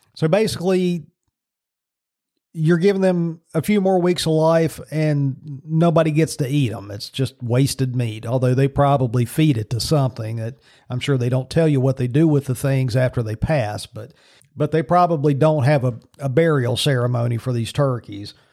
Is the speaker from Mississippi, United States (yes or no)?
no; Virginia, United States; in Virginia again. So all this stuff's going on in my home state.